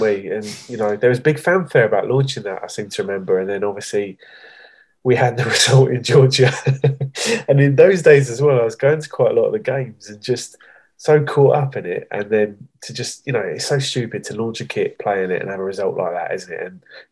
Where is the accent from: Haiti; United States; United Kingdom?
United Kingdom; England; growing up in England as well, going into school